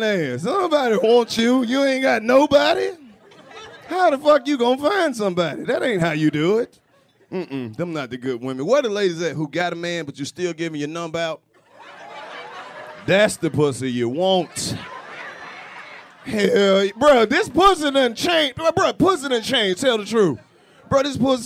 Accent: the South, United States; I'm from the South. It don't get that cold where I stay.

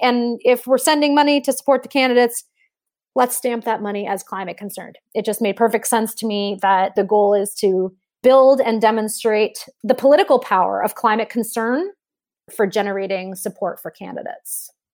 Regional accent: New York City, New York, United States; I grew up in New York City. So I'm a, I'm a city kid

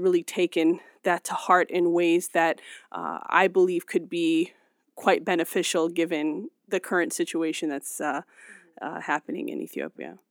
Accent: Cleveland, Ohio, United States; settle in Cleveland, Ohio. And so, growing up in the Midwest

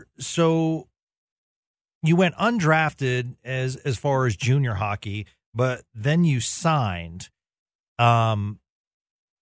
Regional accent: Boston, Massachusetts, United States; I'm from the Boston area, grew up there

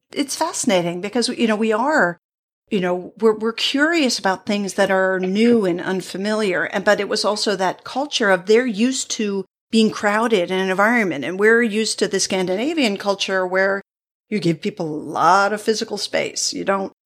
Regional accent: New England, United States; I grew up in New England

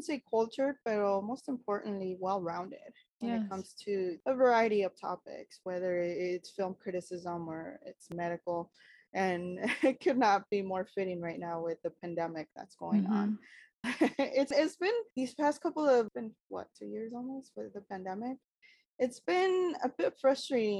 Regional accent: Los Angeles, California, United States; I was born and raised in East LA. So I am as generic as Chicanos get.

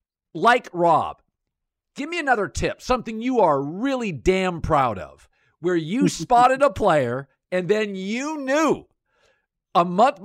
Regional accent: Washington, United States; I grew up in Washington State.

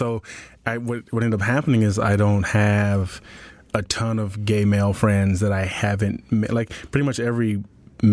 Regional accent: Compton, California, United States; growing up in Compton and you're like closeted

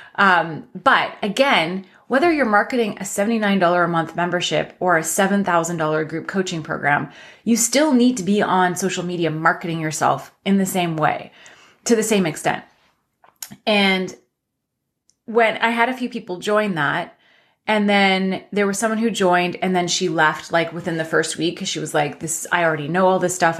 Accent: London, Ontario, Canada; my hometown of London, Ontario

